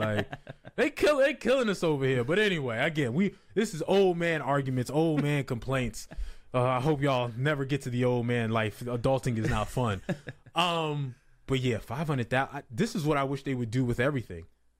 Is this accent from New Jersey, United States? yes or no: yes; New Jersey, United States; I'm from Jersey.